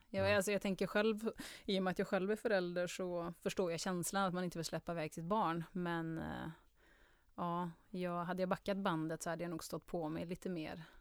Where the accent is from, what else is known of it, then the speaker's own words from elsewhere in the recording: Karlstad, Värmland, Sweden; also born or lived in Germany; Karlstad Så värmlänning ehm, Jag har väl kanske inte jättetydlig Karlstad-dialekt Utan folk brukar tro att jag kommer från typ Trollhättan eller Borås, att det är någonstans mittemellan. Um, men där är i alla fall uppväxt. Och i Tyskland har jag bott också